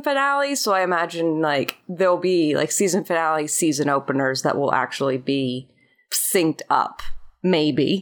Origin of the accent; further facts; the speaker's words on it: Florida, United States; now in Los Angeles, United States; I am a Florida …